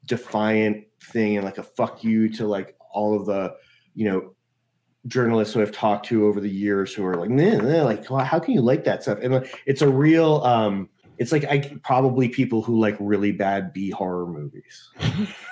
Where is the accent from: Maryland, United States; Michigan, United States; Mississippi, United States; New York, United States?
New York, United States; New York City; I grew up in New York City, and I went to this prep school in the city